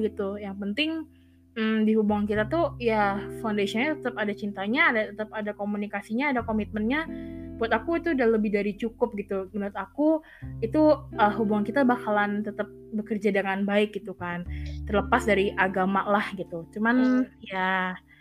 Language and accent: Indonesian; Indonesia; kita uh, lahir dan besar di Indonesia